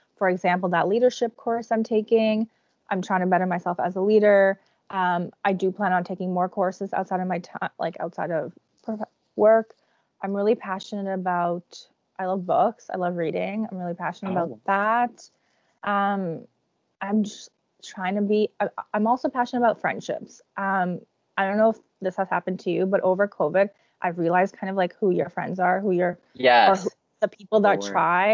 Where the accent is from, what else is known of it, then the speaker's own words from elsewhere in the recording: Toronto, Ontario, Canada; also born or lived in Czech Republic; I was born in the Czech Republic. All my mom's family still lives in the Czech Republic. When I was like 8 to about university age, all my summers were in the Czech Republic. Like I was never in Toronto for the summer.